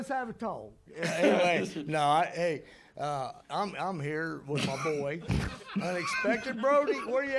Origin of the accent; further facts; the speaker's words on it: Indiana, United States; I'm from Indiana.